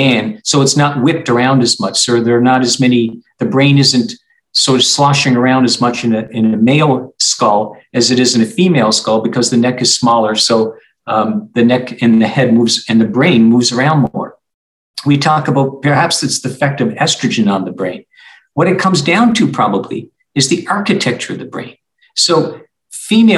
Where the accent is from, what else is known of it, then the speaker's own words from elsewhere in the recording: Canada; now in Arizona, United States; I'm from Canada and I played hockey up to the junior ranks